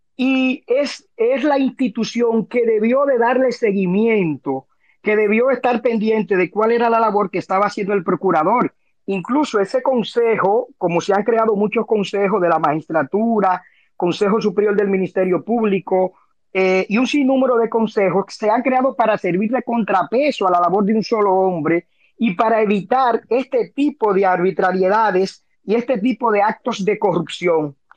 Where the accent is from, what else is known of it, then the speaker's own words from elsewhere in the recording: Dominican Republic; como dominicano, como abogado